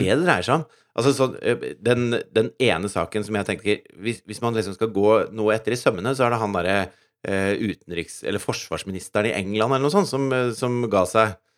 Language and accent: Norwegian; Norway; som nordmann